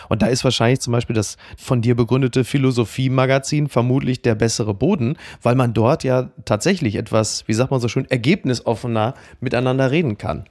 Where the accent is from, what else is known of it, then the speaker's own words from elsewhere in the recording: Castrop-Rauxel, North Rhine-Westphalia, Germany; ich komme ja nun selber aus Kassel-Brauxel